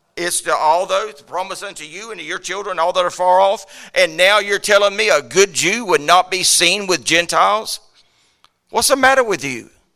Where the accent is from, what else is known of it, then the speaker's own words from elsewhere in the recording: United States; I'm an American